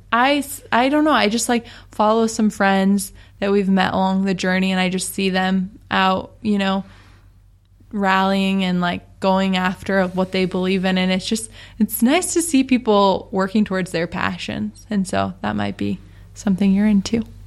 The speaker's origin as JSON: {"language": "English", "town": "Seattle", "region": "Washington", "country": "United States", "moved": "as an adult", "lives_now": "San Diego, United States", "said": "we're from Seattle"}